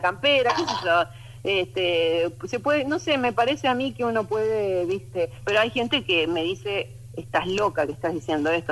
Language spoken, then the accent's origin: Spanish; Argentina; moved away; soy argentina pero viviendo afuera